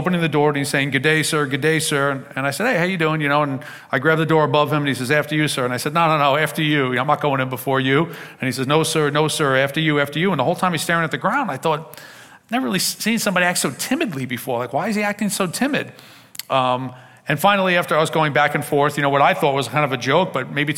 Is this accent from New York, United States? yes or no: yes; Long Island, New York, United States; also born or lived in Queens, New York City; I was born in Queens in New York City, but at a very young age, I moved out to Long Island to go to a good public school